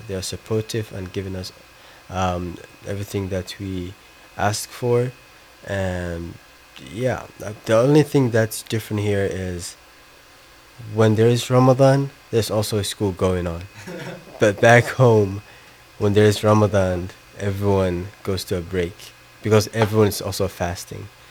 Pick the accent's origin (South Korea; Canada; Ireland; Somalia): Somalia; Somaliland; now in United States; I'm from Somaliland.